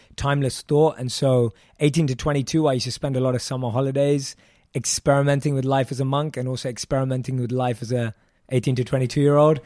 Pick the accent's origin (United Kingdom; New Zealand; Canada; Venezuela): United Kingdom; London; born and raised in London